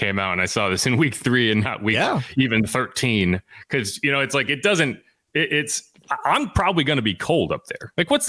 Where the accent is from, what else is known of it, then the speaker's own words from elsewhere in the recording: New England, United States; I grew up in New England, so I know what it's like.